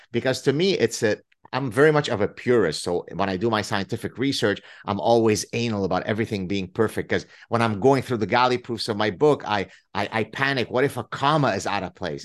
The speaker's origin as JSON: {"language": "English", "country": "Canada", "said": "I'm Canadian"}